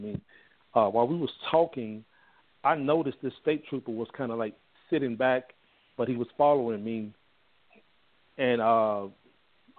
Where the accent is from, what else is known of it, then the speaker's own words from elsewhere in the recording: Mississippi, United States; now in Fort Worth, United States; I'm originally from Mississippi.